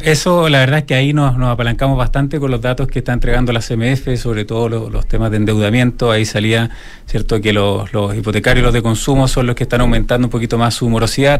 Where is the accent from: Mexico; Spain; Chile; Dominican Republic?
Chile; los chilenos en ese sentido eh, somos más eh, exigentes en este tipo de cosas.